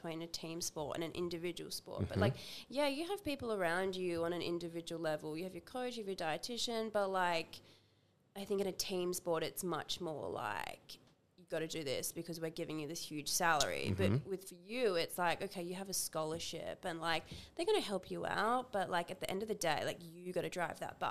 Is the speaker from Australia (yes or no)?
yes; Busselton, Western Australia, Australia; also born or lived in Perth; I grew up in Busselton